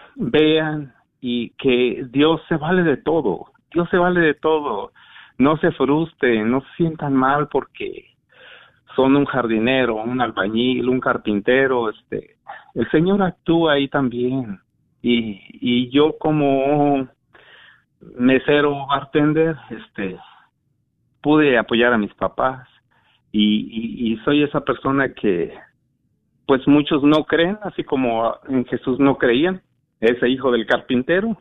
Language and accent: Spanish; San Luis Potosí, Mexico; now in Garland, United States; yo soy de San Luis Potosí, México